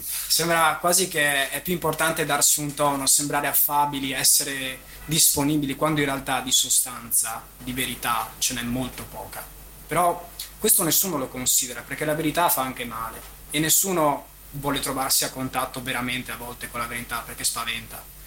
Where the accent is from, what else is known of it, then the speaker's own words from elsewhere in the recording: Venice, Veneto, Italy; sono nato a Mestre, sono nato e cresciuto qui, vent'anni che sono